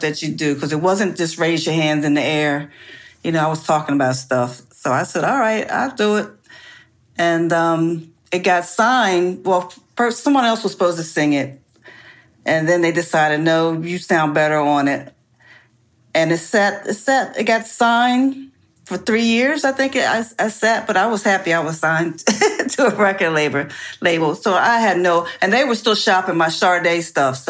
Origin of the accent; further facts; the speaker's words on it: New Jersey, United States; I grew up in South Jersey